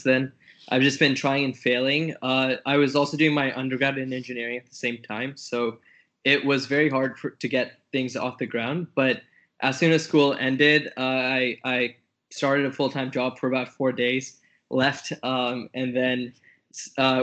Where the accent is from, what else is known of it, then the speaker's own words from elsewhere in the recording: Canada; I'm a Canadian tech entrepreneur